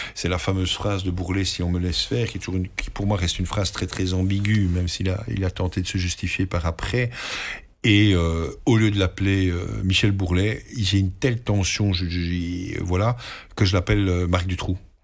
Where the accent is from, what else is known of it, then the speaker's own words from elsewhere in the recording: Belgium; chez nous, en Belgique